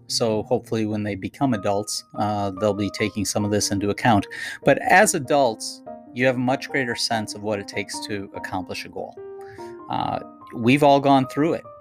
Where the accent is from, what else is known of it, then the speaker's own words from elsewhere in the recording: Minnesota, United States; I grew up in Minnesota